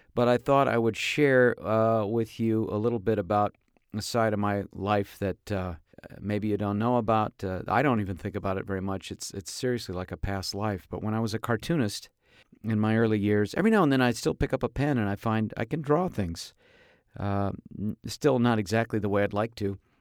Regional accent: Tarzana, California, United States; my hometown here of Tarzan.

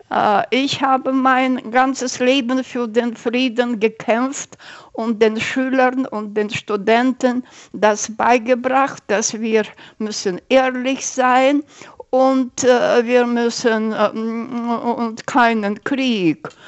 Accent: Almaty, Kazakhstan; Ich sage, ich bin aus Almata.

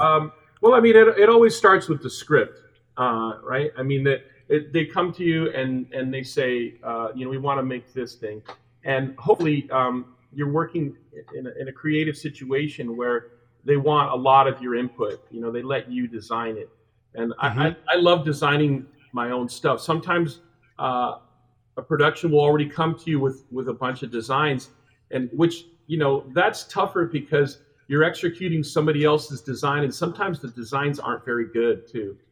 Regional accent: Hialeah, Florida, United States; moved away as an adult; now in Los Angeles, United States; I grew up in South Florida in a, in, in, um, a small suburb of Miami called Hialeah

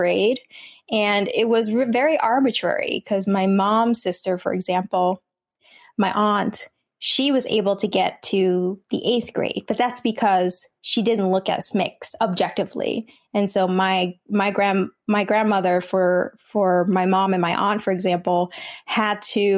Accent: New Jersey, United States; first language Vietnamese; English is a second language; my parents resettled to New Jersey, and that's where I was born and raised. So I've always been a Jersey girl

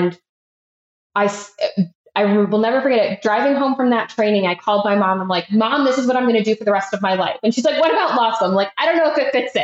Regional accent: Chicago, Illinois, United States; moved away as an adult; also born or lived in Florida / Washington, D.C.; now in Austin, United States; I am based in Austin, Texas, and I grew up in Chicago

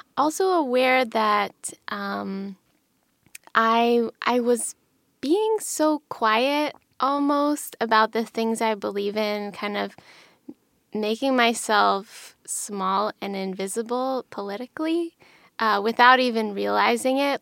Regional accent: Pennsylvania, United States; I grew up in Pennsylvania in a really small town. in the Rust Belt

